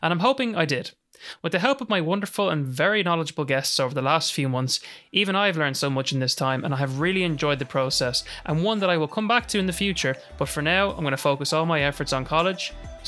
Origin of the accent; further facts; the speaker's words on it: Jordan; born there; since I met him on holiday one year in the country that I was born in Jordan.